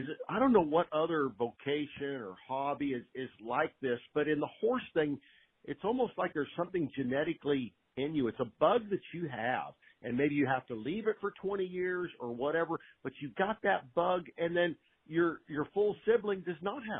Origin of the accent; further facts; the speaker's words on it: West Coast, United States; how thankful I am now that I grew up on the West Coast and had the opportunity to be around great horses and great horsemen and horsewomen